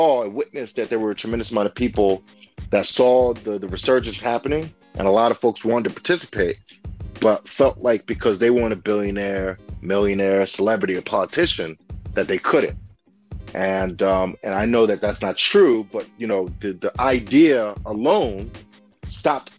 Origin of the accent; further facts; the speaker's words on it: Alexandria, Virginia, United States; moved away as an adult; now in Detroit, United States; when I was growing up in Alexandria, Virginia, I grew up, Section 8 housing and such